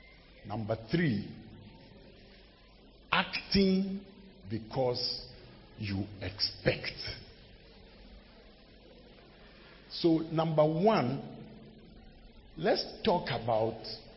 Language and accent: English; Accra, Greater Accra, Ghana; And of course, when I went back to school, I'm from Accra.